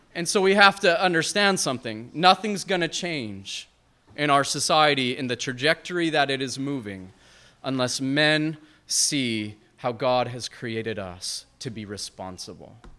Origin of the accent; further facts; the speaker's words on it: Montana, United States; I'm from Montana